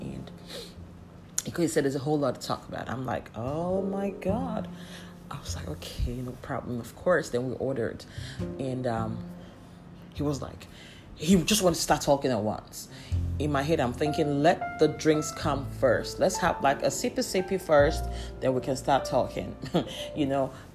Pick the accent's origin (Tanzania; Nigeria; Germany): Nigeria; Abia; I'm from Abbey Estate